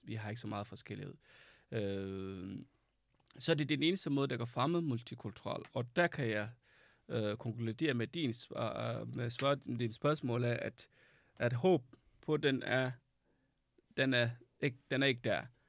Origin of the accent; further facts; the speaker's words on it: Sudan; Danish is a second language; now in Denmark; Jeg flygtede fra Sudan, fordi der var krig